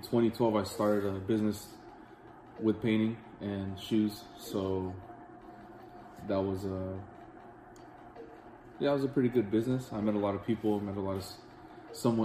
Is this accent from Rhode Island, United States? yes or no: no; Oxnard, California, United States; I'm from Oxnard, born and raised